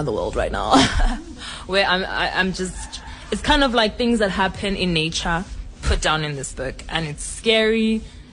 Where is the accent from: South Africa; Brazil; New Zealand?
South Africa; Cape Town, Western Cape; I was born and bred in Cape Town.